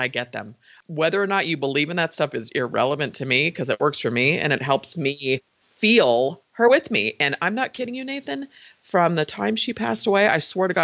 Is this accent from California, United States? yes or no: yes; San Francisco, California, United States; I was born in San Francisco, raised in the Bay Area